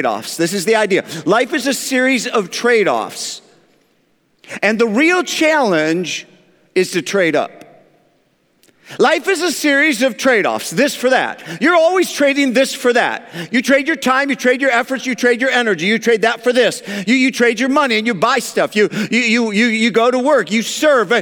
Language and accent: English; Grand Rapids, Michigan, United States; moved away as an adult; now in Atlanta, United States; I was born and raised in West Michigan, Grand Rapids, and then after 25 years moved to Atlanta, Georgia, where I've been since.